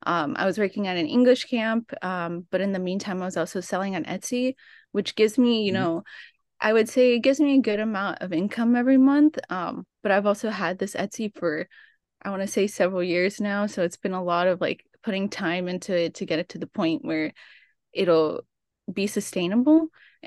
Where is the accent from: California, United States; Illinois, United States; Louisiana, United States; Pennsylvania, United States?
California, United States; Oxnard; So I'm from Oxnard, California, which is just right outside of LA, and I've always wanted to travel.